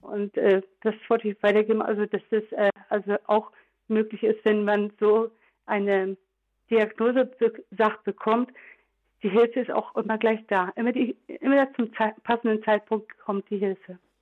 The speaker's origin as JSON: {"language": "German", "town": "Trier", "region": "Rhineland-Palatinate", "country": "Germany", "said": "ich bin ja aus Trier"}